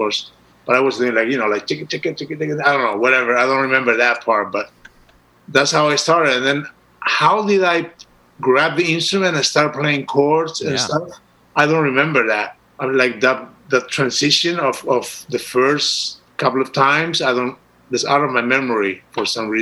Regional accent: Uruguay; moved away as an adult; also born or lived in Amsterdam, Netherlands / Rio de Janeiro, Brazil; I was born and raised in Uruguay, South America, and when I was 22, I moved to Holland.

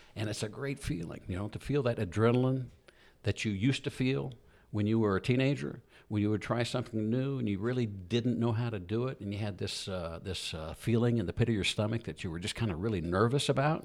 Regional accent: Southern Illinois, United States; moved away; also born or lived in Atlanta, Georgia; I was raised in the Midwest in, uh, Southern Illinois area

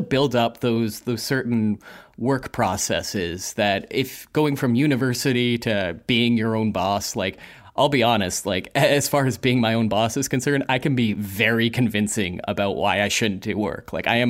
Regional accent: Calgary, Alberta, Canada; I kind of became like a ringer for any of these big events that would happen in my hometown of Calgary at the time.

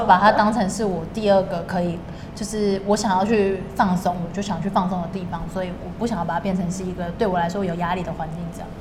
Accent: Taiwan; 台湾还算是，还是我的家乡，就是我可能未来还是会定在这里

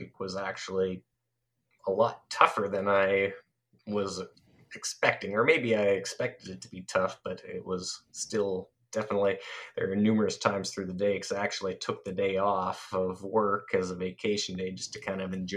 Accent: Canada; I'm Canadian.

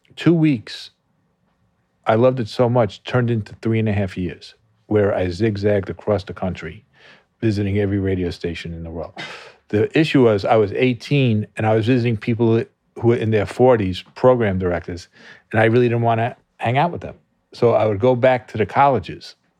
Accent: Merrick, New York, United States; I grew up in Long Island

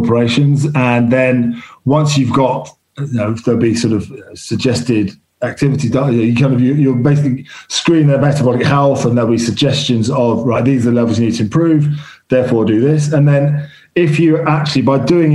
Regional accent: London, United Kingdom; I grew up in London

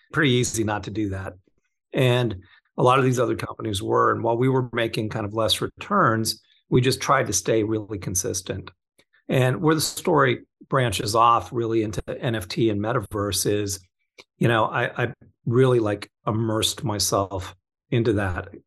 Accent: Orange County, California, United States; also born or lived in Torrance, California / Florida; I grew up in Orange County, kind of. I was born in Torrance

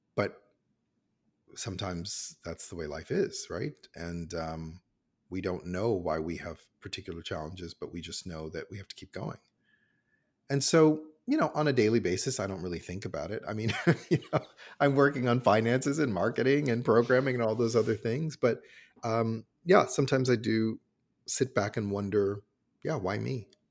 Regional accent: Cincinnati, Ohio, United States; now in Toronto, Canada; I'm American and I grew up in Cincinnati, Ohio

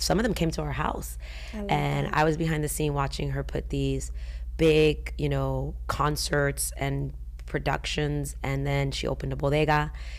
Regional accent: Georgia, United States; And I remember, you know, growing up in Georgia, it was either black or white. There was no in between. And if you were Hispanic, and no offense, they'd be like, "Oh, you're Mexican." And I'm like, "No, I'm Puerto Rican."

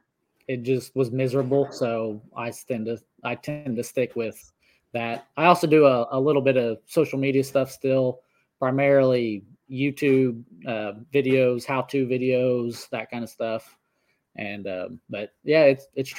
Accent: Northeast Oklahoma, United States; I grew up in Northeast Oklahoma. I still live here. I actually live on the same 60 acres that I grew up on

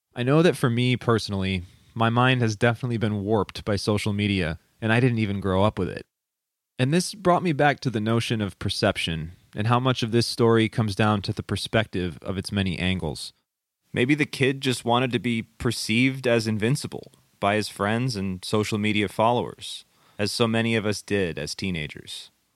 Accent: Midwest, United States; Growing up in the Midwest

